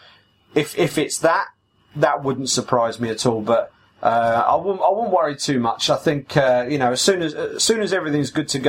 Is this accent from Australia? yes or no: no; United Kingdom; as a British podcast and as two British journalists